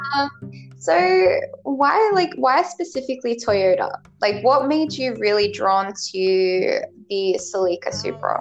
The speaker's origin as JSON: {"language": "English", "country": "Australia", "said": "I'm from Australia"}